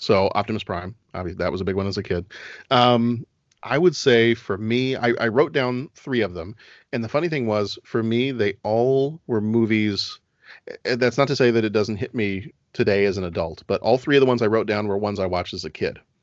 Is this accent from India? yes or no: no; Texas, United States; now in Chicago, United States; I was born in Texas